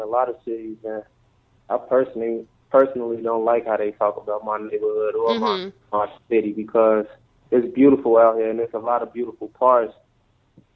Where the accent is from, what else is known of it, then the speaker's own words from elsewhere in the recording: Chicago, Illinois, United States; I'm from Inglewood, Chicago